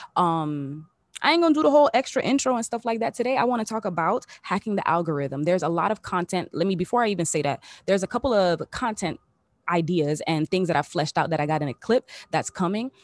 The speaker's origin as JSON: {"language": "English", "town": "Miami", "region": "Florida", "country": "United States", "tie": "born or raised there", "also_born_or_lived": "Los Angeles", "moved": "as an adult", "said": "I'm back in my hometown, back in the three oh five period, back in my, back in my city"}